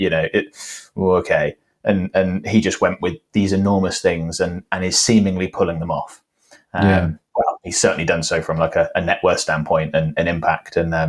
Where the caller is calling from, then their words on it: Cheltenham, South West England, United Kingdom; Cheltenham. So for those who are not necessarily familiar with the geography of the UK, it's sort of like west, southwest England.